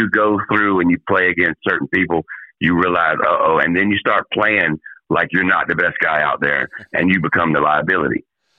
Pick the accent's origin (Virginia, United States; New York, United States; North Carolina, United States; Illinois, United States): Virginia, United States; Richmond; I grew up in Richmond.